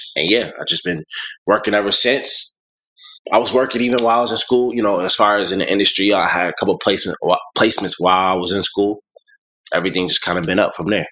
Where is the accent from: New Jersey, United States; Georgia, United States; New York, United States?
New York, United States; Buffalo; moved away as an adult; also born or lived in Clinton, Maryland; now in Atlanta, United States; I grew up in Buffalo, New York. Went to you know high school and everything there